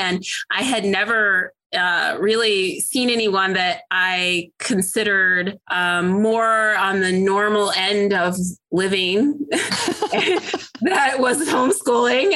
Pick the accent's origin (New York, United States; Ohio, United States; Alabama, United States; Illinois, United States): Illinois, United States; now in Atlanta, United States; I live outside of Atlanta, Georgia. I'm originally from Illinois